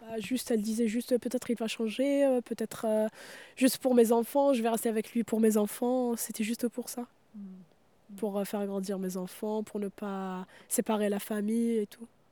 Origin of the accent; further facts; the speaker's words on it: Mostaganem Province, Algeria; now in France; dans la région d'où je viens, à Mostaganem